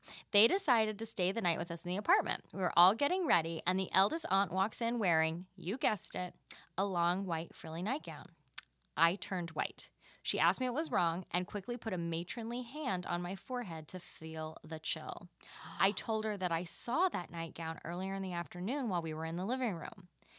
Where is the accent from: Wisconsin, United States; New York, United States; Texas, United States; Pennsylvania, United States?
Texas, United States; I keep them private because I'm from Texas.